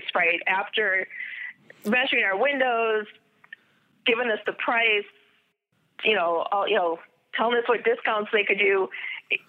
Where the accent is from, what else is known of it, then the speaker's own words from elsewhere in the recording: Midwest, United States; I'm just Midwesterner.